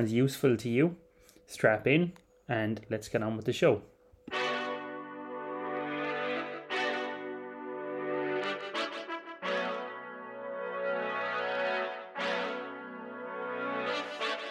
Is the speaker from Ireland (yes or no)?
yes; Ireland; I'm Irish, I'm sitting here in Clonmel, County Tipperary